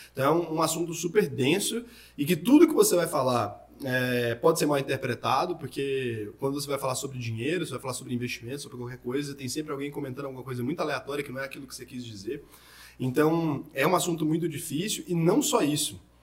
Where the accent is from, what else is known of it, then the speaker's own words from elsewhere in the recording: Goiás, Brazil; Eu sou goiano